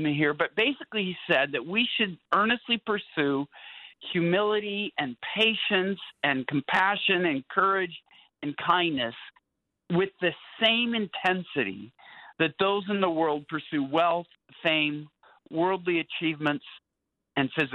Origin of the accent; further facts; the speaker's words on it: Pacific Northwest, United States; moved away as an adult; now in Houston, United States; I'm from the Pacific Northwest